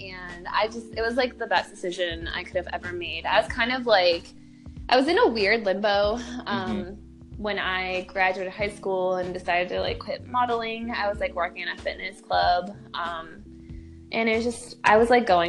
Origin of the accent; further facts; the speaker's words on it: near Detroit, Southeast Michigan, United States; I hail from Southeast Michigan. I'm from a small town, like right outside Detroit. And you know, like I was in school, I was in high school